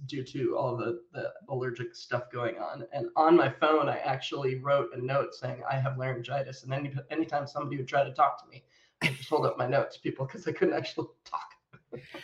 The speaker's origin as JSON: {"language": "English", "country": "United States", "tie": "born or raised there", "also_born_or_lived": "United Kingdom", "moved": "as an adult", "said": "I am American by birth"}